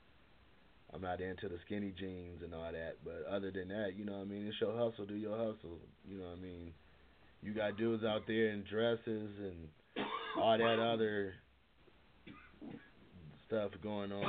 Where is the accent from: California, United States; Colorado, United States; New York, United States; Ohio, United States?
California, United States; Long Beach; I'm from Long Beach